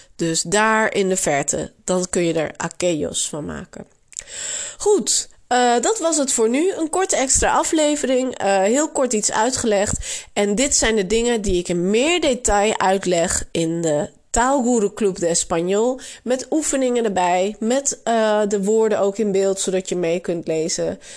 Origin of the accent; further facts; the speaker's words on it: Netherlands; accent: Dutch; also born or lived in Barcelona, Spain; je zult zeker ook mijn Nederlands accent horen